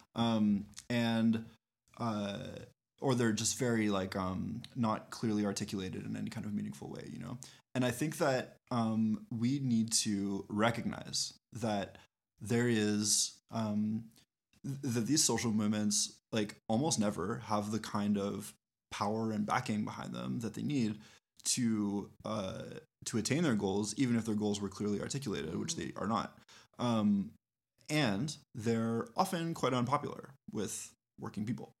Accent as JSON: {"language": "English", "country": "Canada", "said": "we as Canadians"}